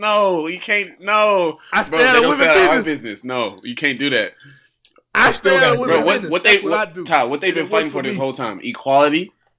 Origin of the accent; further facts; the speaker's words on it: Houston, Texas, United States; born there; Well, that's where I was born. Let's not say I'm from there. I was born there.